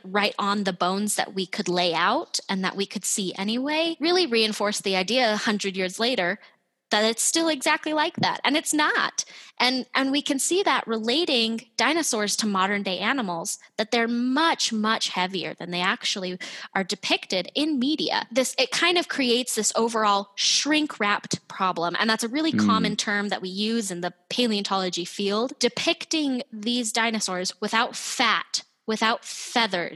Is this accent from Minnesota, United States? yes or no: no; Utah, United States; I'm from Utah